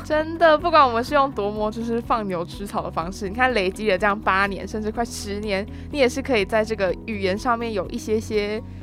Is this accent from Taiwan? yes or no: yes; Taiwan; 身为台湾人的我们，其实是有很大的优势的